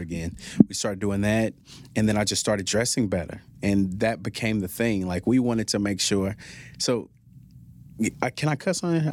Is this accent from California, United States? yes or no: no; Fort Worth, Texas, United States; also born or lived in Lewisville, Texas; I grew up in Stop Six, Fort Worth